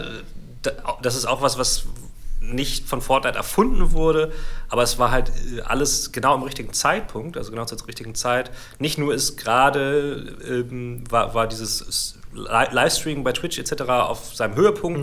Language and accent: German; Germany; bei uns in Deutschland